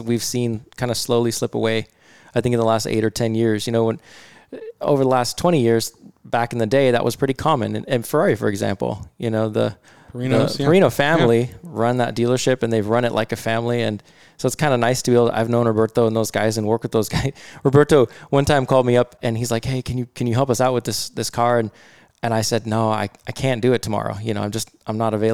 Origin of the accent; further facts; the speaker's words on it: Bothell, Washington, United States; I grew up in Bothell. So I went to Bothell High School